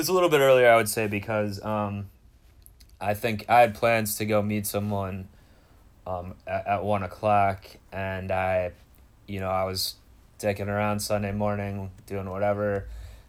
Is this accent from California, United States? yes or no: no; Cleveland, Ohio, United States; now in Los Angeles, United States; my hometown of Cleveland